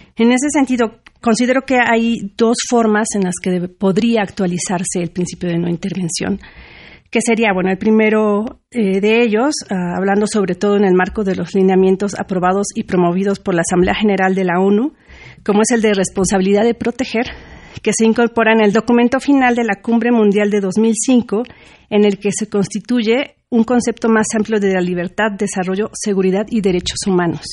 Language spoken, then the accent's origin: Spanish; Mexico